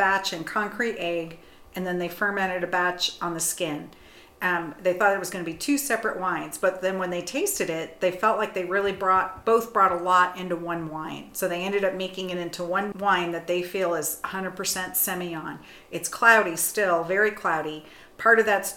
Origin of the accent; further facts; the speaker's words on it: Napa, California, United States; now in Arizona, United States; I grew up in Napa. So I lived in Napa Valley back in the early 70s